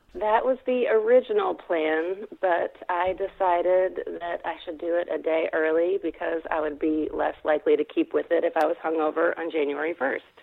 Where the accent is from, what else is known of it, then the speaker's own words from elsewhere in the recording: Fayetteville, Arkansas, United States; I am from Fayetteville, Arkansas.